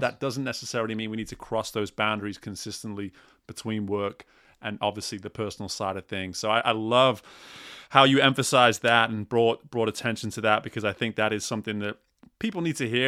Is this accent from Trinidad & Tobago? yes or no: no; England, United Kingdom; I'm from England